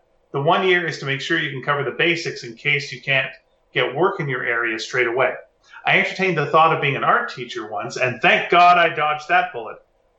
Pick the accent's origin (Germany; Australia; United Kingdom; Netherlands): Australia; now in Calgary, Canada; we generally avoided me driving in the snow because I'm Australian. And my snow driving experience was none.